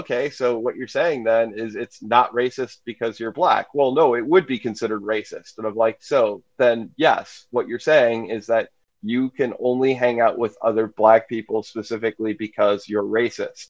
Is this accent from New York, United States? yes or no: no; Atlanta, Georgia, United States; I'm from Atlanta